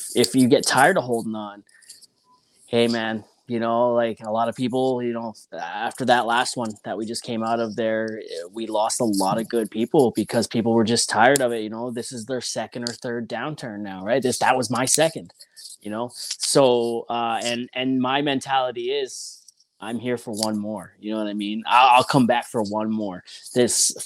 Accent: Ontario, Canada; moved away; also born or lived in British Columbia; I'm from Ontario originally

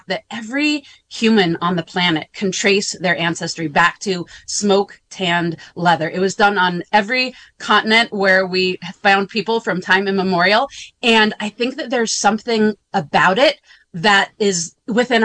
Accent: Grass Valley, California, United States; I grew up in Northern California in Nevada County, South County, Grass Valley area.

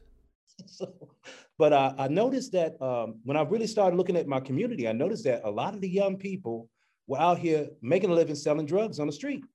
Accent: Chicago, Illinois, United States; I'm from Chicago

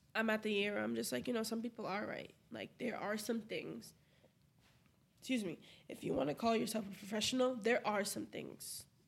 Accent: Brockton, Massachusetts, United States; moved away as an adult; now in Providence, United States; I love Brockton. I'm from Brockton. I'll rep Brockton until

